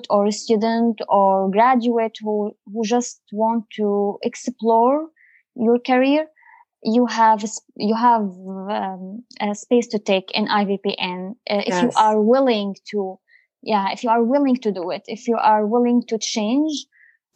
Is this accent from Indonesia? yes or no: no; Syria; also born or lived in United Arab Emirates / Abu Dhabi; now in Canada; I'm originally from Syria